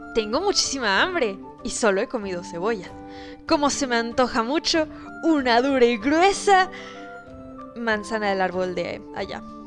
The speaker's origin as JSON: {"language": "Spanish", "country": "Mexico"}